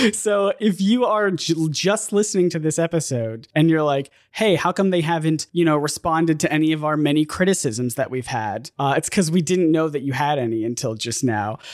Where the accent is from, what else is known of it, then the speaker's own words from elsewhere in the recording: United States; being an American where my, uh, foreign language credit in high school was computers